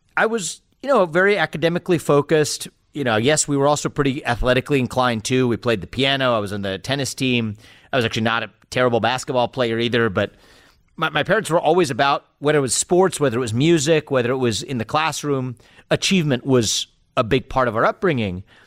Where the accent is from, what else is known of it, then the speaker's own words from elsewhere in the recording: Cincinnati, Ohio, United States; I was born in Cincinnati, Ohio, gr-, just outside the city in nineteen eighty-five.